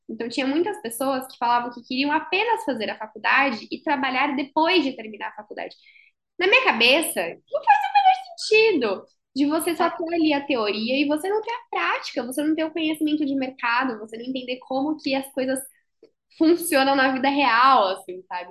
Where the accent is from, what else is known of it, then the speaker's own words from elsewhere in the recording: Brazil; moved away as an adult; now in São Paulo, Brazil; eu não sou de São Paulo, eu sou, do, eu sou da praia, eu sou caiçara. Tive que vir para São Paulo para fazer faculdade